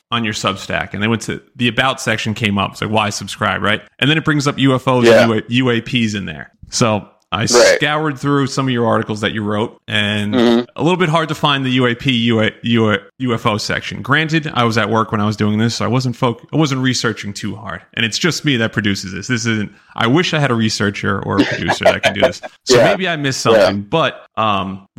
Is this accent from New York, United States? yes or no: yes; New York, United States; also born or lived in South Carolina; now in New Jersey, United States; I grew up in New York and lived in South Carolina for a little bit. Now I live in New Jersey, which is just next to New York.